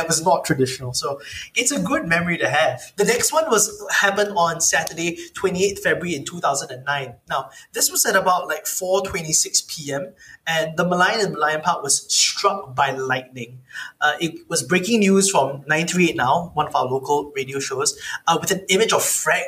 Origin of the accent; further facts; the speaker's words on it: Singapore; as a Singaporean